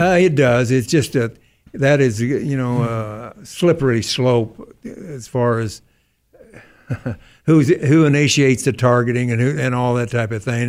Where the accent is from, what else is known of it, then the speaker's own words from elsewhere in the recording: Missouri, United States; I'm from Missouri